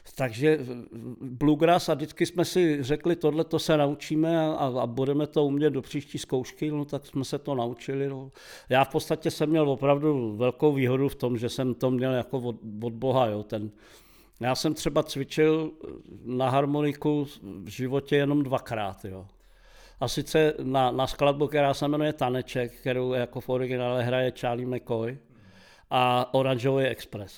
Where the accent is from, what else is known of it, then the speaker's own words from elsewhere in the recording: Prague, Czechia; u nás doma v Havlíčkovi tenkrát u Masarykova nádraží, a my jsme měli malý byt